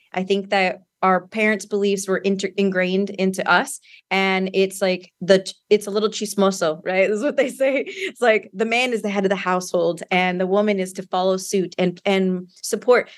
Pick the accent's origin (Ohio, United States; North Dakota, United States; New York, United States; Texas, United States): Texas, United States; San Antonio; also born or lived in Austin, Texas; I am from Texas, like you said, San Antonio, Texas, and born and raised here.